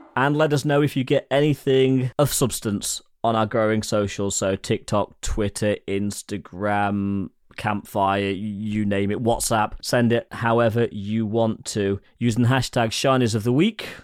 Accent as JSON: {"language": "English", "region": "England", "country": "United Kingdom"}